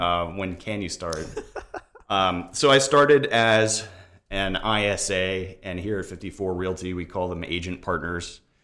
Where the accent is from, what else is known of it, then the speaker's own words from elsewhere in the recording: Tampa, Florida, United States; I'm actually a Tampa native, uh, seventh generation Floridian